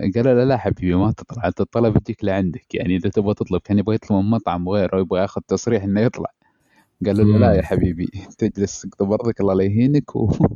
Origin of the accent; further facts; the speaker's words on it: Eastern Province, Saudi Arabia; عندنا في الشرقيه